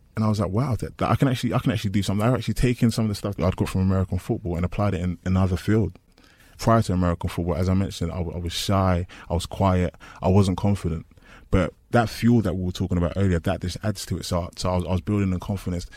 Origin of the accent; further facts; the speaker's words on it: London, United Kingdom; I'm from East London.